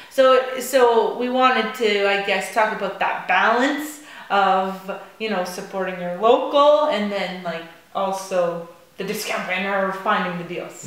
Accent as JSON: {"language": "English", "town": "Piccadilly", "region": "New Brunswick", "country": "Canada", "said": "I'm from Piccadilly"}